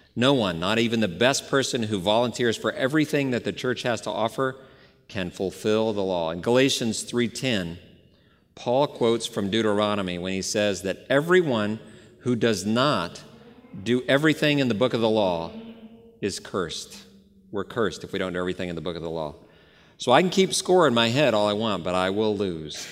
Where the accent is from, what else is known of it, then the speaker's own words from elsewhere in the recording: Dallas, Texas, United States; moved away; I grew up in the Bible Belt about thirty years ago, Dallas, Texas, and I had a great home church